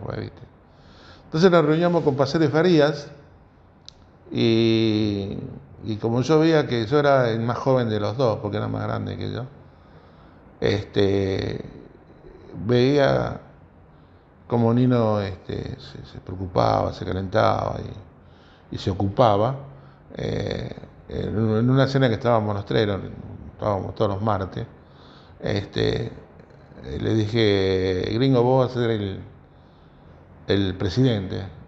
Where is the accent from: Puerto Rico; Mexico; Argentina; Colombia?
Argentina; Rosario, Santa Fe; Yo soy de Nuevo Alberdi, un barrio